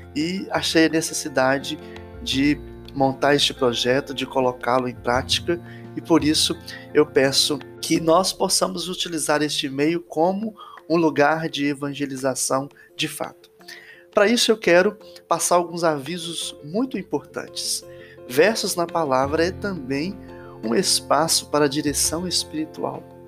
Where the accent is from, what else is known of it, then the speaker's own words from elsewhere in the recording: Entre Folhas, Minas Gerais, Brazil; now in Inhapim, Brazil; eu sou natural de Entre Folhas, paróquia Nossa Senhora do Rosário, e atualmente exerço o ministério presbiteral na paróquia São Sebastião de Inhapim